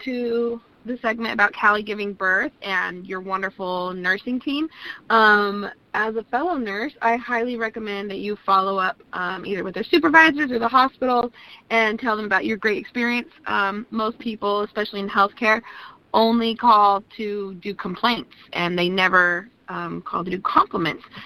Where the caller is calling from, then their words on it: Atlanta, Georgia, United States; I'm calling from Atlanta.